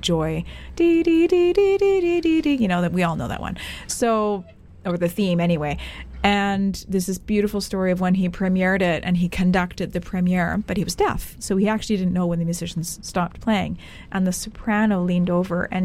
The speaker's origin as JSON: {"language": "English", "region": "Western Canada", "country": "Canada", "also_born_or_lived": "England / Abu Dhabi, UAE / Dubai, UAE", "said": "When I got to England, I was like, oh, I'm very much Canadian."}